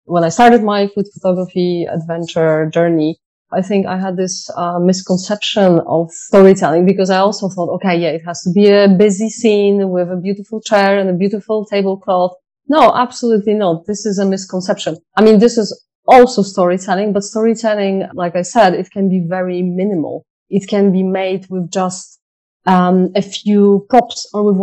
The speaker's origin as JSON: {"language": "English", "country": "Poland", "tie": "born or raised there", "moved": "yes", "said": "I'm from Poland, so mushroom picking is something that we used to do a lot as children"}